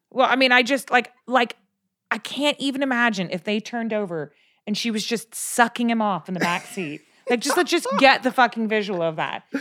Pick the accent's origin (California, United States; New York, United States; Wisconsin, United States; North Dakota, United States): California, United States; I'm from California